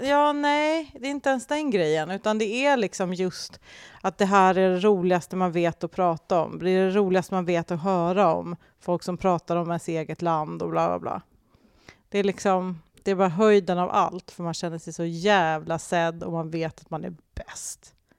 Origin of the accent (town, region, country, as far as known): Sweden